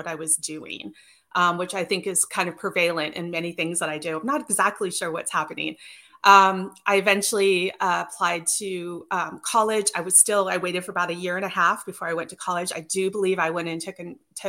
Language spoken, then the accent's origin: English; Northern Idaho, United States; I grew up in Northern Idaho